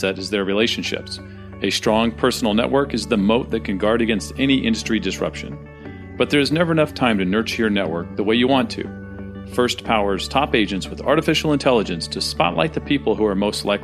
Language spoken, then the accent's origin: English; San Diego, California, United States; I was born and raised in Southern California and San Diego